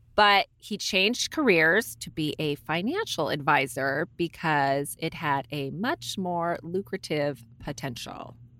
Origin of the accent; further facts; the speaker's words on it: Ventura, California, United States; also born or lived in Ojai, California; when we grew up in Ventura, everyone wants to work for Patagonia